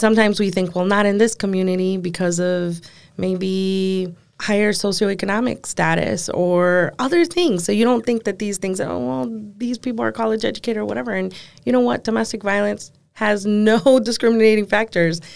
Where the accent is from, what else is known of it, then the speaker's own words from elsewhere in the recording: Door County, Wisconsin, United States; I'm from Door County.